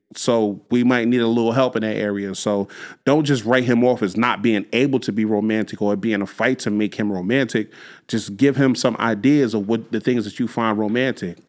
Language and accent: English; Jersey City, New Jersey, United States; I grew up in Jersey City. I grew up on Union Street in Jersey City